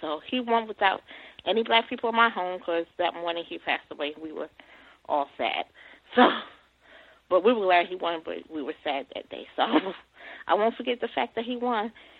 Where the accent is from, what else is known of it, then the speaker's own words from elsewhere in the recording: New York, United States; And I lived by there because I'm originally from New York.